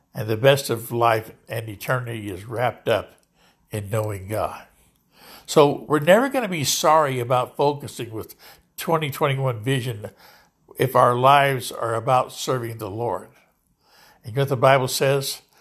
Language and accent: English; Lodi, California, United States; here in Lodi, California, my hometown